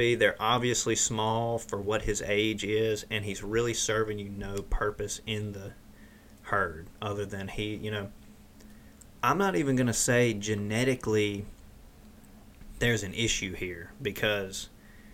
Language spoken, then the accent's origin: English; Mississippi, United States; in the South, we're from Mississippi.